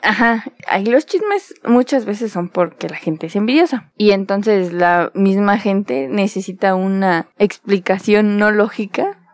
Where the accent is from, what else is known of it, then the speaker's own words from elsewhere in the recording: Mexico; tenemos como mexicanos